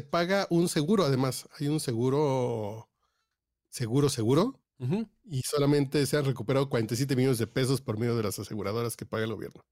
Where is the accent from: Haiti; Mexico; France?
Mexico; somos mexicanos